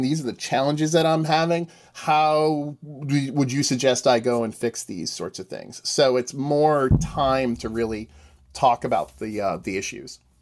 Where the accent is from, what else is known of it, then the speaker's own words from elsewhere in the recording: Northeast, United States; I am from the Northeast